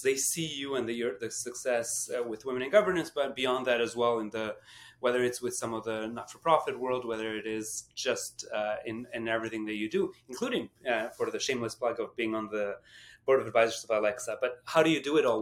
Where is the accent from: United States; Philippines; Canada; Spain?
Canada; as Canadian